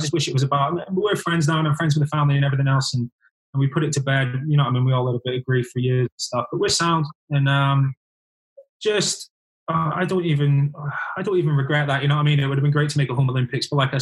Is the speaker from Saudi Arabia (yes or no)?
no; the Highlands, Scotland, United Kingdom; also born or lived in Glasgow; being Scottish, I spent 2 years living in Glasgow and from the Highlands